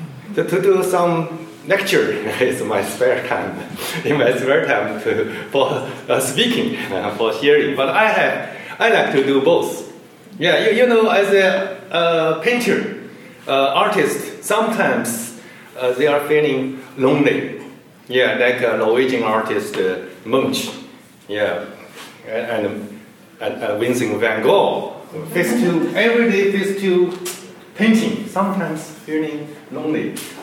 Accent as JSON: {"language": "English", "town": "Nanjing", "region": "Jiangsu", "country": "China", "tie": "born or raised there", "also_born_or_lived": "Minnesota / Southern California", "moved": "yes", "lives_now": "Claremont, United States", "said": "my hometown Nanjing, maybe you know the former capital of China before 1949."}